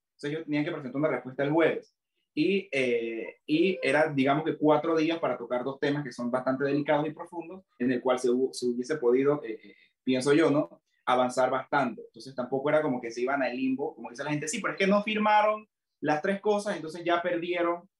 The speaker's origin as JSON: {"language": "Spanish", "town": "Santiago de Veraguas", "region": "Veraguas", "country": "Panama", "said": "Yo quiero felicitar a mi pueblo felicitar a Santiago de Veraguas"}